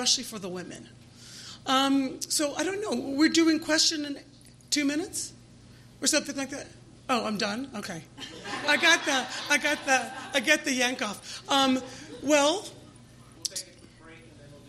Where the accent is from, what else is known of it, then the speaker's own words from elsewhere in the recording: Delaware, United States; We're a registered nonprofit here in the state of Delaware, which is my home state.